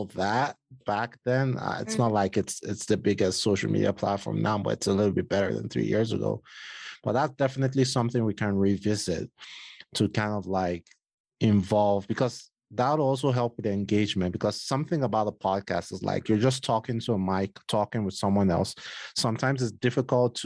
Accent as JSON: {"language": "English", "country": "Nigeria", "said": "I'm Nigerian"}